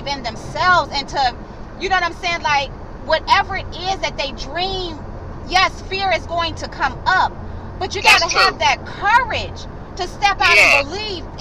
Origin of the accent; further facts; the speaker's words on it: Cleveland, Ohio, United States; moved away as an adult; now in North Carolina, United States; Cleveland, Ohio. Born and raised.